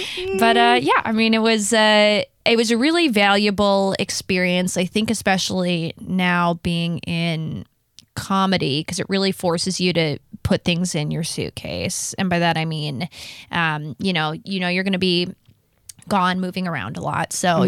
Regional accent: New Jersey, United States; also born or lived in New York / London / Texas; Yeah, so I grew up kind of all over the place. I was born in New Jersey. I lived in New York for a little bit. I lived in London for a short amount of time. Wow. Texas.

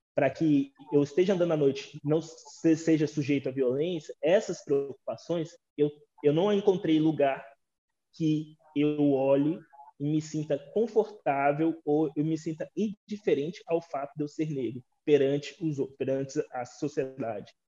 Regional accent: Brazil; a gente se entender enquanto brasileiros

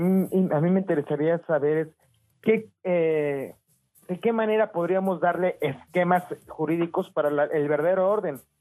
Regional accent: Mexico; como mexicanos

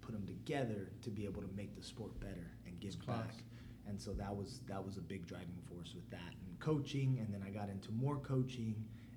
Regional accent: Fresno, California, United States; also born or lived in San Jose, California; born in San Jose, California, Santa Clara to be specific, but grew up in Fresno

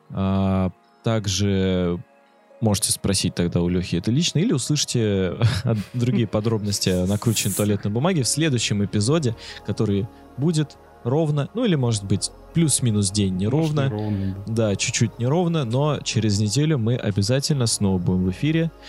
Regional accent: Saint Petersburg, Russia; Я тоже из Санкт-Петербурга.

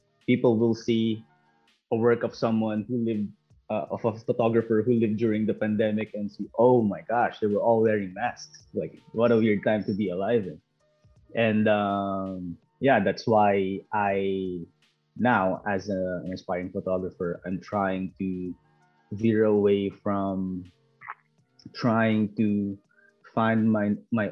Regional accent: Philippines; also born or lived in New Zealand; now in Canada; I am an immigrant. I am from the Philippines originally, and I immigrated from the Philippines to New Zealand, and then now I am in Canada, and I've been here for a year.

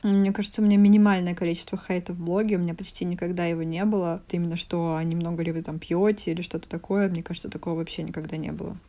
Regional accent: Voronezh, Voronezh Oblast, Russia; moved away as an adult; now in Paris, France; из Воронежа, мне 28 лет

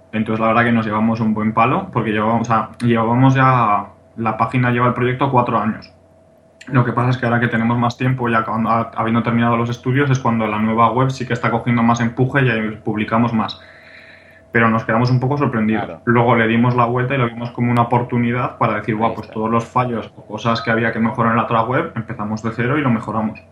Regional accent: Pamplona, Navarre, Spain; yo soy de Pamplona, aquí de, Navarra, España

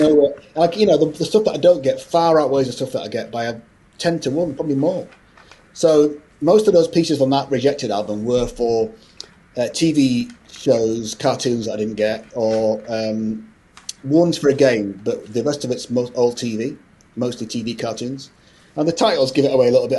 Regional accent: Scotland, United Kingdom; i was born in you know, born in Scotland, so I'm Scottish.

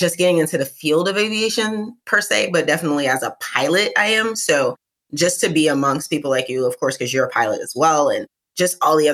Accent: New York City, New York, United States; I'm from East New York, Brooklyn. So there's only one way to say Brooklyn. I'm from specifically in East New York, though. Where I grew up

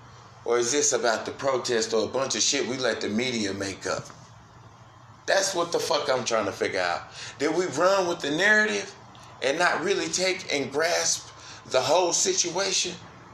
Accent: Brooklyn, New York, United States; I'm going to put it in Brooklyn, yo. I'm from Brooklyn, yo.

